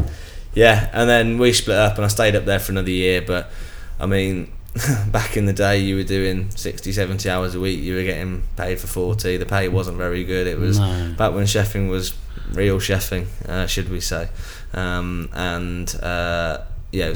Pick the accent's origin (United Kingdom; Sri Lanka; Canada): United Kingdom; Birmingham, West Midlands; moved away; also born or lived in Jersey; Being a Brummie